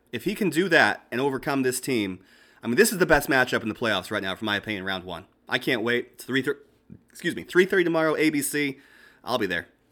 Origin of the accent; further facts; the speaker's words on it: Boston, Massachusetts, United States; I'm from Boston